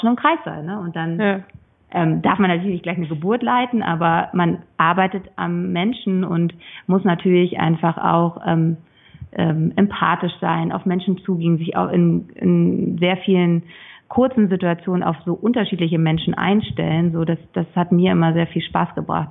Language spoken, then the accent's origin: German; Schleswig-Holstein, Germany; Ich komme aus Schleswig-Holstein